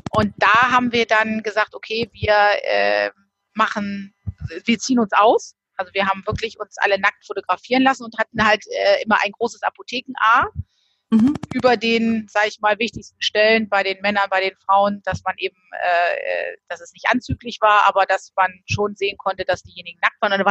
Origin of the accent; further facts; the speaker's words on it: Northern Germany, Germany; Ja, ich komme äh, oben aus Norddeutschland, ähm, bin hier relativ nah sogar oben an der Nordseeküste.